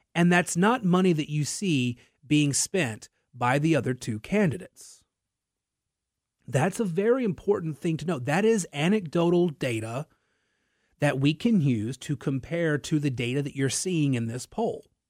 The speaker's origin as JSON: {"language": "English", "town": "Natchitoches", "region": "Louisiana", "country": "United States", "tie": "born or raised there", "lives_now": "Lafayette, United States", "said": "I am from Natchitoches, Louisiana"}